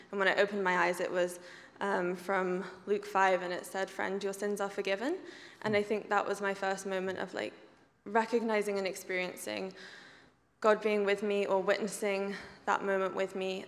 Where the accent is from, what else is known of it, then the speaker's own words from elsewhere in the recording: England, United Kingdom; moved away as an adult; now in Canada; I grew up in England